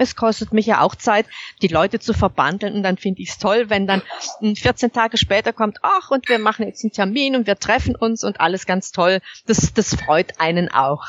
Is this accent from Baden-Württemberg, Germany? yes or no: yes; Baden-Württemberg, Germany; ich komme unverkennbar aus Baden-Württemberg